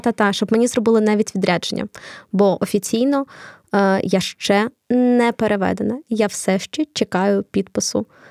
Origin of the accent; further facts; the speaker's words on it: Kharkiv, Kharkiv Oblast, Ukraine; first language Russian; Ukrainian is a second language; Я з Харкова